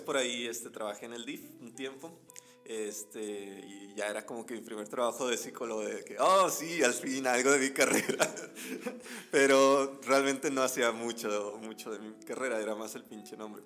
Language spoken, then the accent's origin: Spanish; Veracruz, Mexico; moved away as an adult; now in Monterrey, Mexico; yo soy originario de, de Veracruz